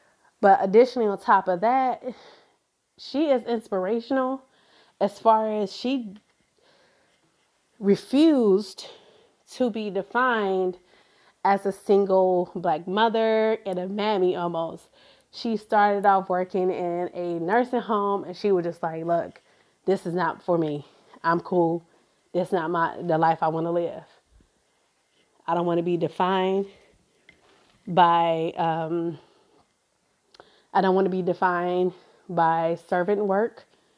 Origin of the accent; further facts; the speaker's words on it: Cleveland, Ohio, United States; I'm from Cleveland, Ohio, as where I grew up in, and in that metro community.